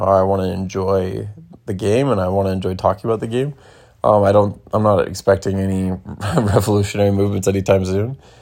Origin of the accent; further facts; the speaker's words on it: Bay Area, California, United States; That's where I'm from. Uh, I was from the Bay Area